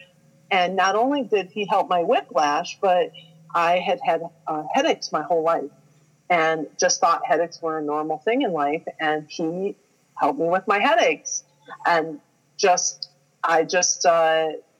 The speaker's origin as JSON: {"language": "English", "region": "Ohio", "country": "United States", "said": "I'm a girl from Ohio"}